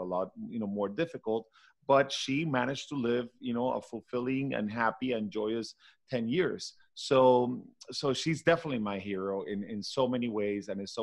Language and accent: English; Caracas, Capital District, Venezuela; English is a second language; moved away as an adult; now in Miami, United States; my brothers and I were all raised, you know, born and raised in Venezuela.